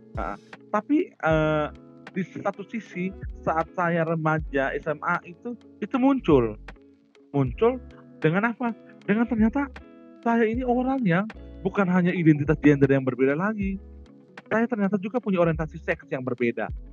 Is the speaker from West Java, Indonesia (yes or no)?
no; Merauke, Papua, Indonesia; moved away as an adult; now in Maumere, Indonesia; Maumere udah merupakan tempat kelahiran, tanah kelahiran saya. Tetapi saya, umur enam bulan, saya sudah dibawa orang tua dan kami tinggal besar dan saya hidup lama di Papua, di Merauke.